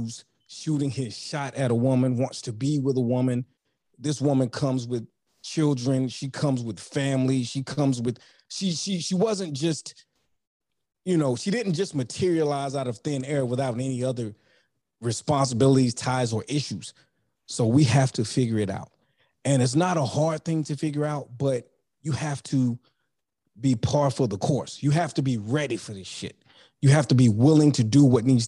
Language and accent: English; North Carolina, United States; also born or lived in New York; I was born in New York, raised in North Carolina